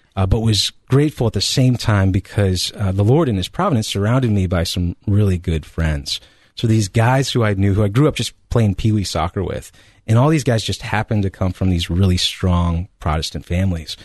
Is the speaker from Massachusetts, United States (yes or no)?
no; Colorado, United States; now in Ohio, United States; I'm originally from Colorado, uh, or what I refer to as the Promised Land.